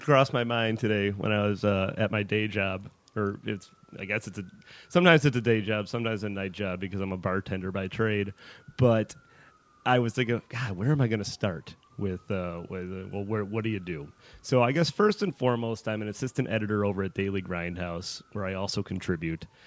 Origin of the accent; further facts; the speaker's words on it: Chicago, Illinois, United States; moved away; I'm from Chicago originally